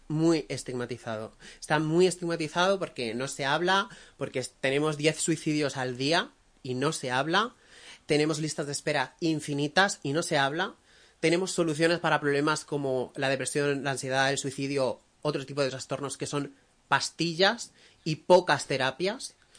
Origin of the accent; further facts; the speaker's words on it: Benidorm, Valencian Community, Spain; yo soy de Benidorm